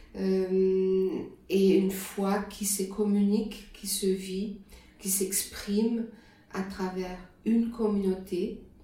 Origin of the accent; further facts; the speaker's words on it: Germany; accent: German; French is a second language; moved away as an adult; also born or lived in Switzerland; now in Lausanne, Switzerland; je suis allemande d'origine et je viens d'une région qui, est, qui était à cette époque-là, les années 60-70, euh, une région extrêmement homogène sur le plan religieux